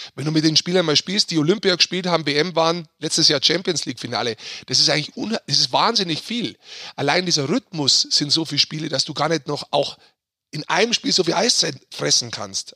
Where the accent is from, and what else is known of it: Munich, Bavaria, Germany